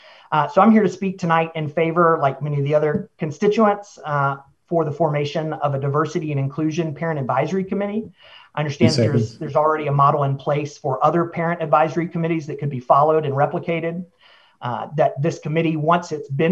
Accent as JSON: {"language": "English", "area": "Rutherford County", "region": "Tennessee", "country": "United States", "tie": "born or raised there", "moved": "as an adult", "lives_now": "Franklin, United States", "said": "I grew up in Rutherford County, but even before my family moved to Franklin, before I moved to Franklin 10 years ago"}